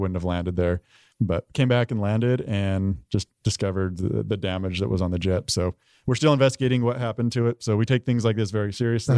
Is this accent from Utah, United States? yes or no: yes; Price, Utah, United States; moved away as an adult; also born or lived in Tucson, Arizona / Oklahoma / Korea / Shaw; I'm from Utah, a small town called Price